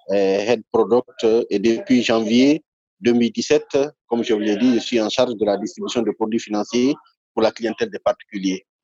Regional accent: Guinea; oui, je suis guinéen. Je suis, euh, mhm. suis guinéen.

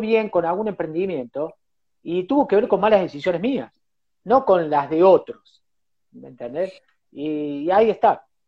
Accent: Cosquín, Córdoba, Argentina; yo nací en Cosquín, eh, viví en Cosquín, un, pueblo chico

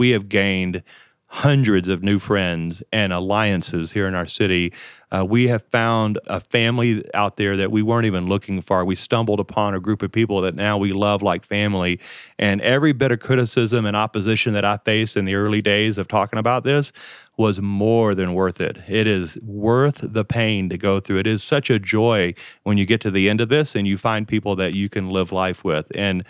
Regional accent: Colorado, United States; also born or lived in Texas / Louisiana; I am from Colorado and Texas and Louisiana.

